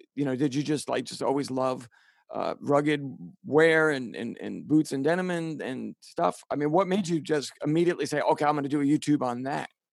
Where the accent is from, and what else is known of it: New York City, New York, United States; accent: Bronx; moved away